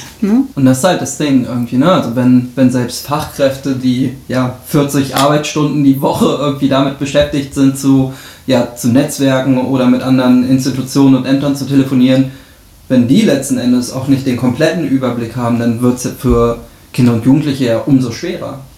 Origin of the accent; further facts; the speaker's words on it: Rheda-Wiedenbrück, North Rhine-Westphalia, Germany; Ich bin heute in meiner Heimatstadt